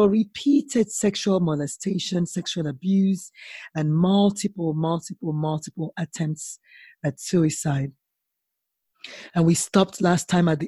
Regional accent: Nigeria; And as a Nigerian, as a West African, cooking is one of those things that you have to cook.

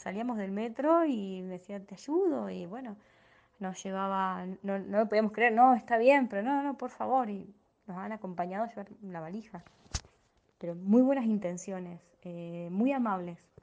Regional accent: Las Parejas, Santa Fe, Argentina; now in Rosario, Argentina; soy de Argentina, actualmente vivo en Rosario, eh, pero soy de un pueblo muy chiquito llamado Las Parejas, a 150 kilómetros de Rosario

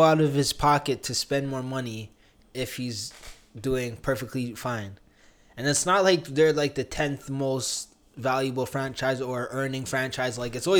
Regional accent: Canada; also born or lived in Uganda (ancestry); I'm Ugandan Canadian.

